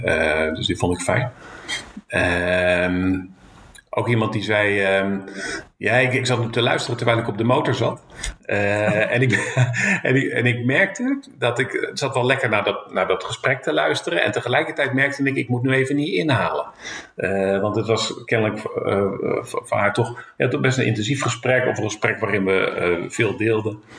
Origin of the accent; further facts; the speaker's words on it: Zeeland, Netherlands; ik kom uit Zeeland